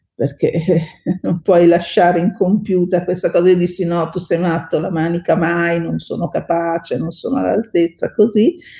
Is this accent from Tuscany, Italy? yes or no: no; Bassano del Grappa, Veneto, Italy; moved away as an adult; now in Milan, Italy; io sono cresciuta mm, a Bassano del Grappa in provincia di Vicenza